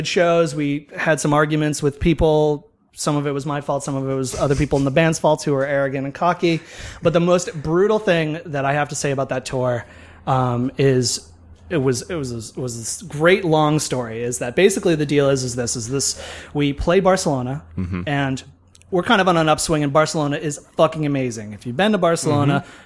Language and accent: English; Massachusetts, United States; moved away; also born or lived in Florida; born and bred in Massachusetts